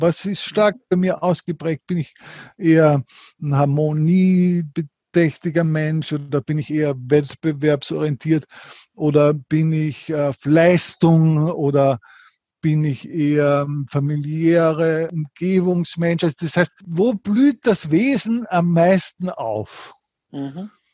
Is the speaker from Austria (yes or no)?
yes; Linz, Upper Austria, Austria; ich komme aus Linz, in mhm. Oberösterreich, wir haben hier ein Unternehmen